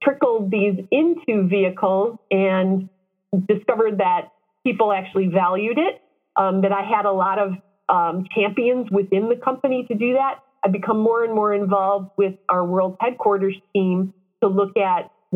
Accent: Detroit, Michigan, United States; I was born and raised in Detroit metro area

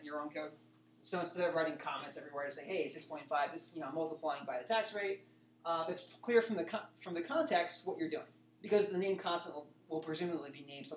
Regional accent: New Jersey, United States; now in Ohio, United States; I'm from New Jersey

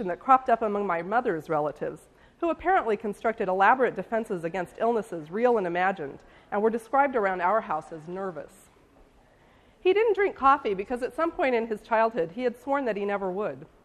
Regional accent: St. Joseph, Missouri, United States; which is my hometown

